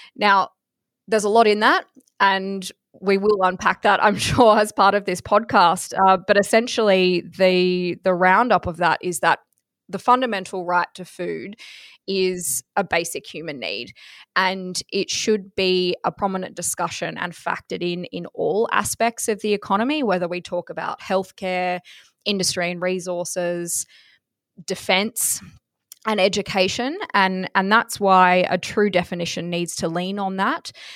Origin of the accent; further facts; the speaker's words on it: Toogoolawah, Queensland, Australia; I'm from Cresbrook Station in Toogoolawa, which is in southeast Queensland